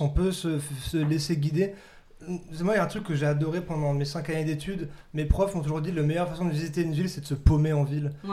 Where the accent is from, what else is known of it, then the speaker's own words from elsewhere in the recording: Dabo, Grand Est, France; je viens de Dabo, petit village à 40 minutes euh, de Strasbourg, une heure de Strasbourg